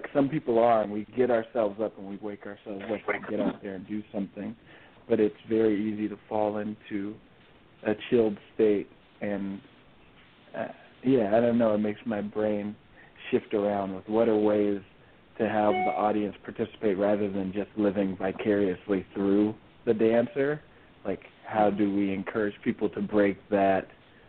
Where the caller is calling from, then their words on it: Seattle, Washington, United States; also born or lived in Denver; I wish I was calling in from there, but no, I'm calling in from Seattle, Washington, actually.